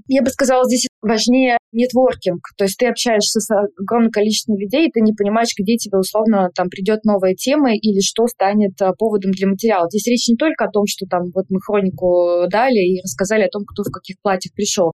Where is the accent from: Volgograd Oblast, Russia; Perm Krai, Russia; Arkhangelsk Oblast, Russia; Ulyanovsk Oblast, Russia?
Volgograd Oblast, Russia; Volgograd; moved away as an adult; now in Moscow, Russia; Я из Волгограда и э, училась в Волгограде